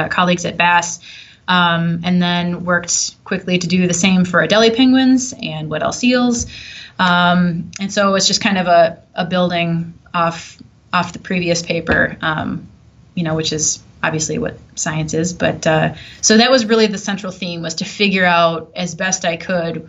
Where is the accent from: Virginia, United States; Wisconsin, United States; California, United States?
Wisconsin, United States; also born or lived in Southern Illinois; now in Minnesota, United States; growing up in Wisconsin